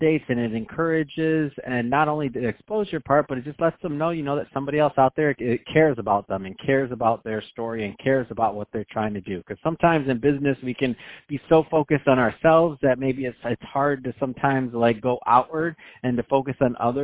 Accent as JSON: {"language": "English", "town": "Detroit", "region": "Michigan", "country": "United States", "tie": "born or raised there", "said": "Detroit's my hometown, near and dear"}